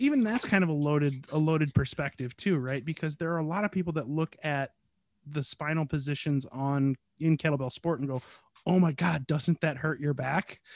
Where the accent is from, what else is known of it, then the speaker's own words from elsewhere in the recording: United States; I'm American